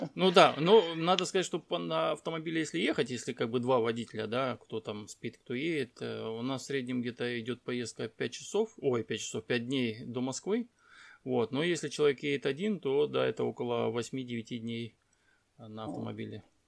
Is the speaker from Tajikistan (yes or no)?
yes; Dushanbe, Tajikistan; also born or lived in Blagoveshchensk, Amur Oblast; now in Russian Far East, Russia; Родился, кстати, это я родился в Душамбе, город такой есть Душамбе, это Таджикистан